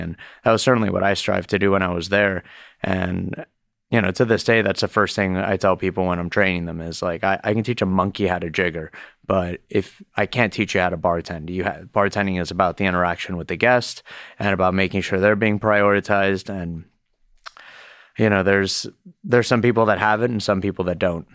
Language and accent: English; Miami, Florida, United States; moved away; also born or lived in Boston; growing up in Miami